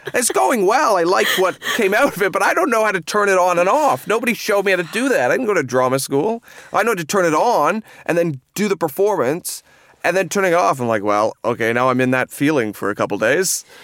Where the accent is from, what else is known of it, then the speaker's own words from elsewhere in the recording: Seaforth, Ontario, Canada; moved away as an adult; now in London, United Kingdom; I'm from a small, very small town in Canada called Seaforth, which is a half hour from Stratford